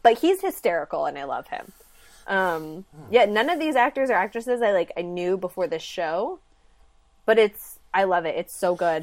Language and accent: English; a little town north of San Francisco, California, United States; I'm from a little town about two and a half hours north of San Francisco.